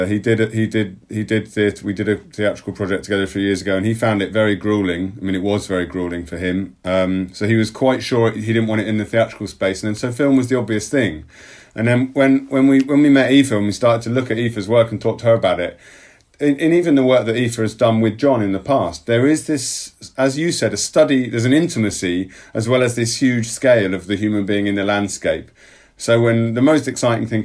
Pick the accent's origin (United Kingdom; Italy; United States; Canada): United Kingdom; England; as an English person now